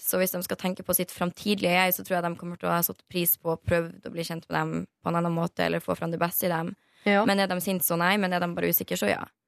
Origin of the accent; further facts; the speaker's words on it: Northern Norway, Norway; jeg er fra Nord-Norge